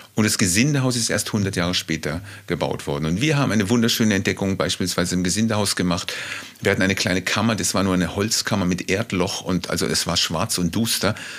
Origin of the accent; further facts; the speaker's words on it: Freiburg, Baden-Württemberg, Germany; also born or lived in Mannheim / Berlin; now in Below, Germany; Ursprünglich geboren bin ich auch in Mannheim in einer Großstadt, dann in Freiburg aufgewachsen